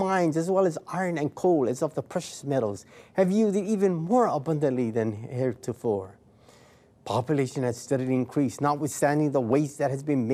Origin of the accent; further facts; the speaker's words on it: United States; We as American citizens